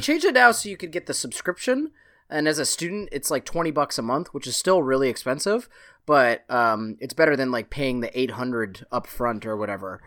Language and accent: English; Canada; as a Canadian